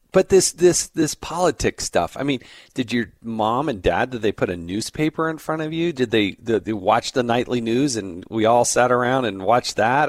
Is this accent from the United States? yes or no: yes; California, United States; I was born in California